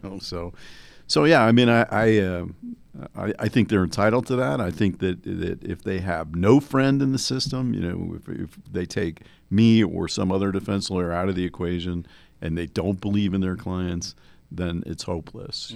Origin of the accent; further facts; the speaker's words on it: New Jersey, United States; I grew up in New Jersey